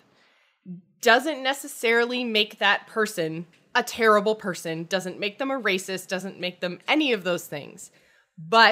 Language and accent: English; Canada; I am Canadian. I am not American